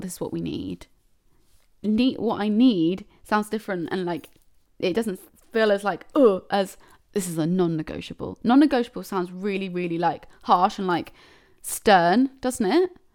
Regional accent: United Kingdom; I'm such a British person

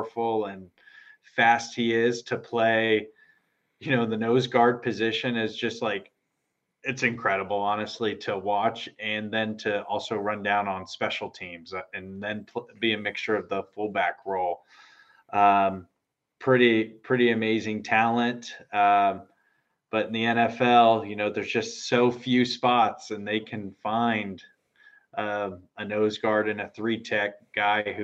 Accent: Kansas City, United States; also born or lived in Morristown, New Jersey; I was born in Morristown, New Jersey, at Memorial Hospital. I lived there for about 6 months and then pretty much raised in Kansas City. That's where I grew up.

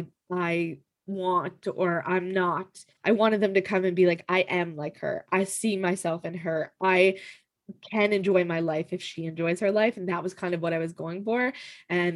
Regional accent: Canada; I'm Canadian

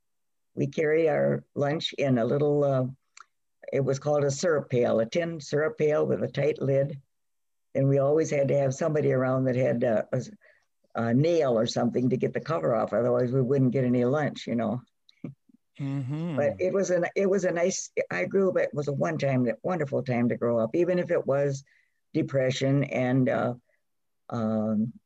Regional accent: Swanburg, Minnesota, United States; also born or lived in Wisconsin / Crosslake, Minnesota; we moved up here in 1927, and we lived just north of the Whitefish Chain

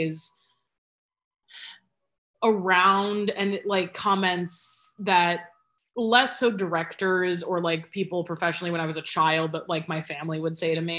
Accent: Cleveland, Ohio, United States; now in New York, United States; I am originally from Cleveland, Ohio, 216, Mistake by the Lake, and proud to be from there

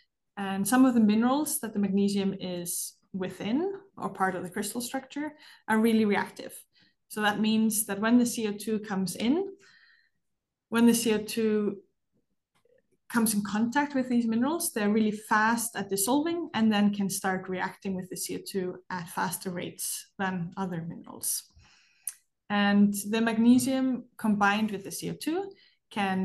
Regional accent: Iceland; I'm from Iceland

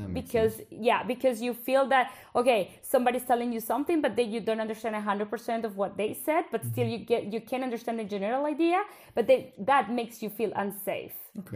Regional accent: Bogota, Bogotá Capital District, Colombia; accent: Colombian Spanish; first language Spanish; English is a second language; moved away as an adult; now in Belgium; I actually come from Colombia in South America, from the capital, which is Bogota.

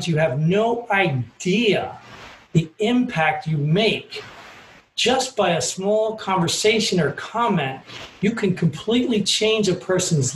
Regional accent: New Jersey, United States; I'm from Jersey

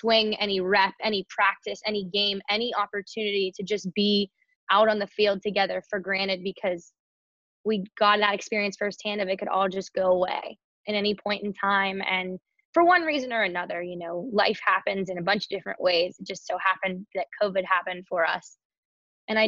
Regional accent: Pittsburgh, Pennsylvania, United States; moved away as an adult; now in New York, United States; I'm from Pittsburgh, PA

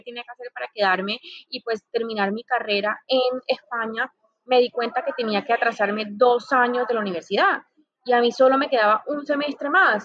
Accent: Santa Marta, Magdalena, Colombia; moved away as an adult; also born or lived in Bogotá, Colombia / Barcelona, Spain / Madrid, Spain; Soy Samaria, como, como lo mencionas, eso me hace ser una mujer muy tropical

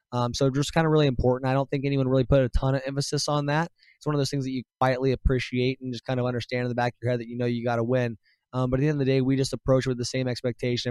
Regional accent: Ohio, United States; moved away; I'm from Ohio

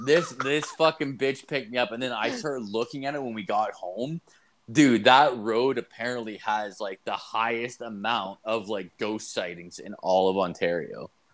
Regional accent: Ireland; And I'm not a ginger. I'm Irish.

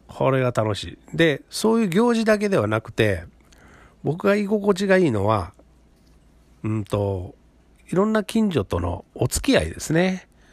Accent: Kobe, Hyogo, Japan; moved away as an adult; now in Tamba, Japan; 僕自身は神戸生まれ、神戸育ちなんですね

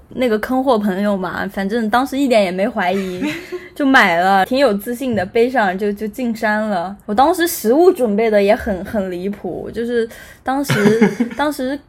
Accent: Anhui, China; also born or lived in Beijing; 现在坐标是在家，就是在，在安徽，我是安徽人

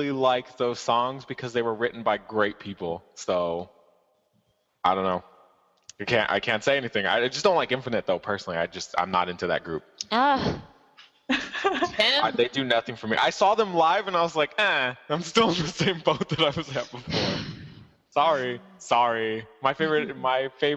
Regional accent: United States; I'm American

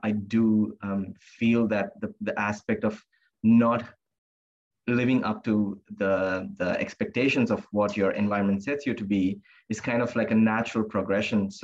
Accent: India; also born or lived in Singapore; now in Australia; growing up in India, in a very conservative religious background

